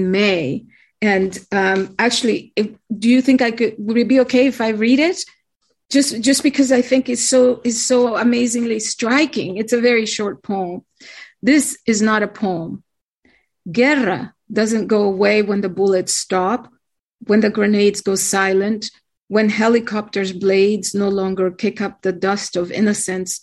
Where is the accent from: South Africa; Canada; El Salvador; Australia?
El Salvador; English is a second language; now in United States; I am of the generation of people who was there, right? Who I am here in the US. I'm speaking, we are both speaking in this language that is, you know, not my first language